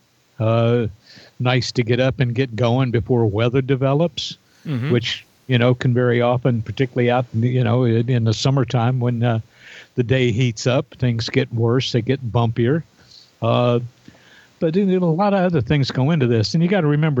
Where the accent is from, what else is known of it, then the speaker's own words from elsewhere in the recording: Indiana, United States; now in Wichita, United States; my hometown in Indiana